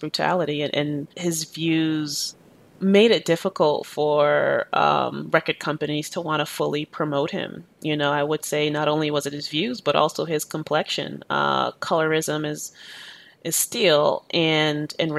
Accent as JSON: {"language": "English", "town": "Boston", "region": "Massachusetts", "country": "United States", "tie": "born or raised there", "also_born_or_lived": "Jamaica", "said": "I grew up in inner city Boston in the 90s."}